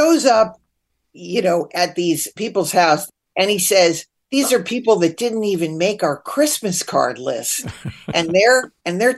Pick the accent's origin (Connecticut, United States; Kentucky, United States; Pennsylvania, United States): Connecticut, United States; growing up in Connecticut